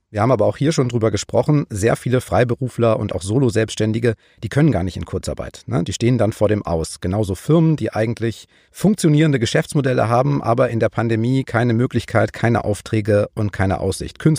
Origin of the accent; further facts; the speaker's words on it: West Germany, Germany; also born or lived in Saxony, Germany; Wir sind beide im Westen geboren und aufgewachsen, aber wir beide haben auch eine Ostbiografie sozusagen, haben lange in Sachsen gewohnt, du in Dresden, ich in Leipzig